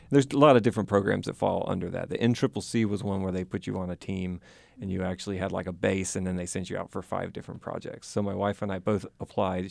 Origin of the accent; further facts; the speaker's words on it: Vicksburg, Mississippi, United States; moved away as an adult; also born or lived in Jackson, Mississippi / Tanzania; now in South Carolina, United States; I am originally from Mississippi